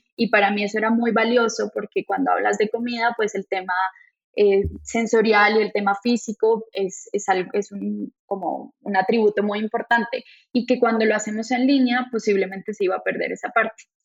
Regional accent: Colombia; moved away as an adult; also born or lived in France; now in Monterrey, Mexico; yo estaba en Francia, yo no estaba en Colombia, entonces llegué de Francia a México

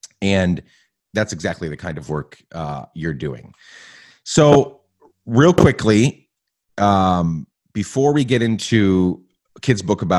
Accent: Guatemala; where I grew up in Guatemala. My parents were missionaries. And so I spent, you know, 9-10 years in Guatemala.

